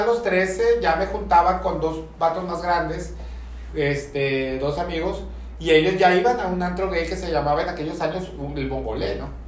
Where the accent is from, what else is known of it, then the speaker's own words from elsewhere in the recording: Mexico City, Mexico; soy muy chilango